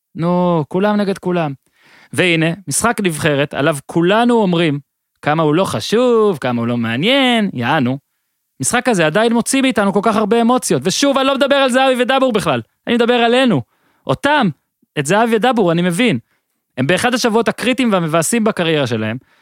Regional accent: Israel; אנחנו ישראלים

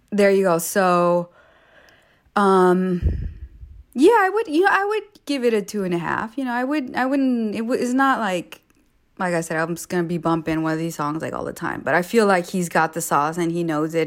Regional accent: Los Angeles, California, United States; I grew up like few blocks away from Slauson, so to be able to tell her like, "Yo, I'm from Slauson too,"

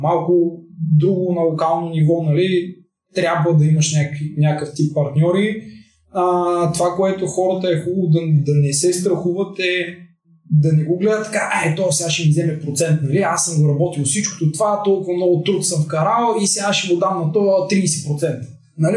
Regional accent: Bulgaria; сме българи, а не защото сме гейм девелопери

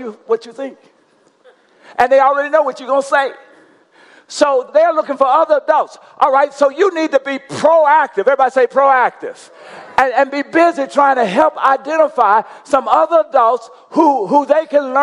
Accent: Coushatta, Louisiana, United States; I'm from Coushatta, Louisiana

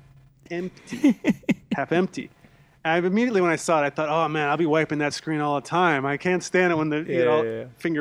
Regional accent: United States; moved away; living abroad as an American

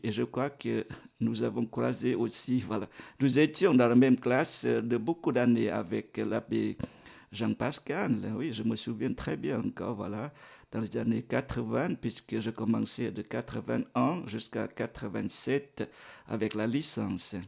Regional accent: Vietnam; now in Geneva, Switzerland; mon pays natal, le Vietnam

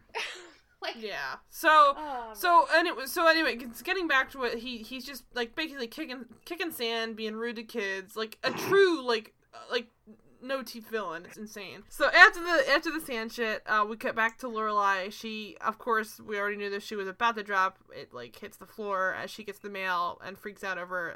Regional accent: New Jersey, United States; also born or lived in Maryland; I grew up on Jersey beaches

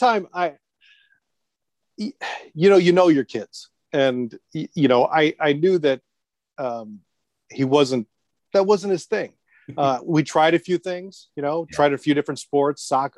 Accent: Plainfield, Illinois, United States; moved away as an adult; also born or lived in Joliet, Illinois / New York; I was born in Joliet, Illinois, which I don't know if you know it because you've been here, but we're about 45 minutes southwest of Chicago. So I was raised in Plainfield

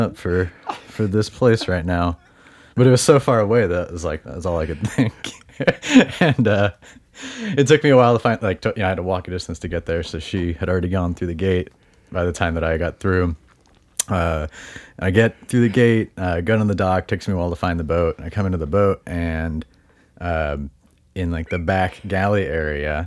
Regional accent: Bellingham, Washington, United States; now in Seattle, United States; I'm born and raised in Bellingham

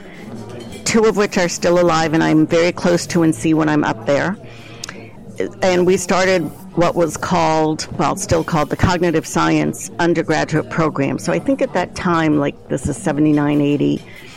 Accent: New Jersey, United States; also born or lived in New York; now in Cleveland, United States; So I'm originally from New Jersey, a commuting suburb of Manhattan. So I grew up on the ocean in New Jersey.

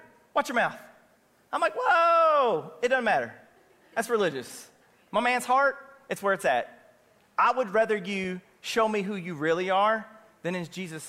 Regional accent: Kentucky, United States; You know, it's okay to go to Churchill Downs because I'm from Kentucky.

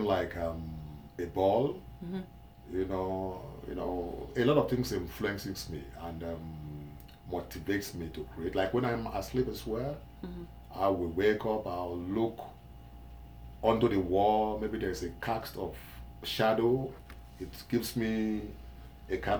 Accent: Nigeria; I'm from West Africa, Nigeria

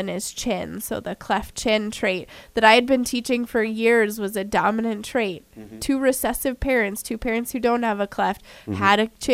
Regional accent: Colorado, United States; moved away as an adult; now in South Dakota, United States; I'm from Colorado.

